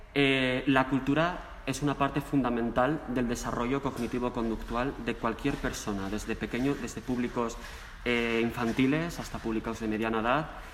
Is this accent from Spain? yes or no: yes; Mieres, Asturias, Spain; now in Madrid, Spain; yo soy de Asturias, soy asturiano, nacido en Asturias, en Mieres